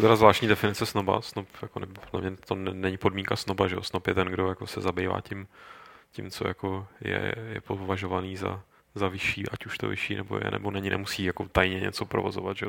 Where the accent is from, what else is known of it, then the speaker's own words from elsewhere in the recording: Czechia; u nás v Čechách